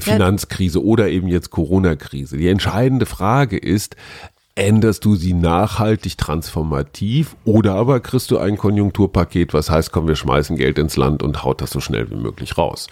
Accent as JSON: {"language": "German", "region": "North Rhine-Westphalia", "country": "Germany", "said": "Ich bin Westfale"}